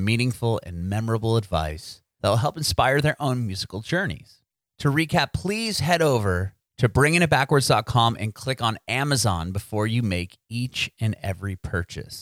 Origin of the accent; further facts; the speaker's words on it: San Diego, California, United States; I'm from San Diego, so I know Southern California